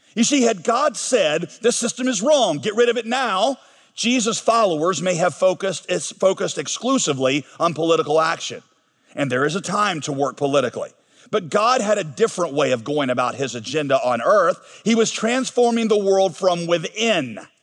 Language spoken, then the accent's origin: English; United States; I'm an American through and through.